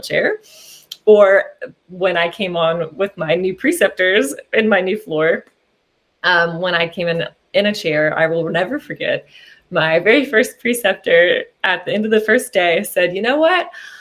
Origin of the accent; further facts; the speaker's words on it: Southwestern Virginia, United States; I grew up in Southwestern Virginia, and that's where I've practiced my whole life